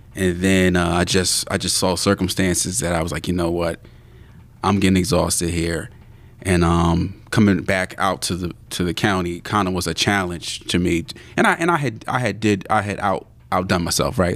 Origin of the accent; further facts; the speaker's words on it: Abington, Pennsylvania, United States; also born or lived in Philadelphia; my mom was raised there. And then from that point, uh, we came out to Abington, uh, Pennsylvania.